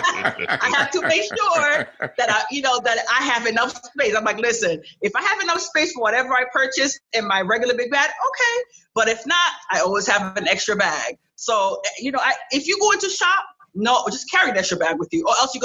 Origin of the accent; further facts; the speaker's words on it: New York City, New York, United States; English is a second language; also born or lived in Cap-Haïtien, Haiti; I was raised in New York. I was raised in Flatbush, New York